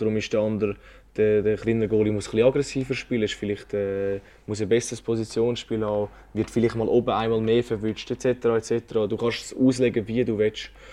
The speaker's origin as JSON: {"language": "German", "region": "Zurich", "country": "Switzerland", "also_born_or_lived": "Kloten", "said": "ich würde mich jetzt auch als Zürcher bezeichnen und äh, überhaupt nicht als Klotner"}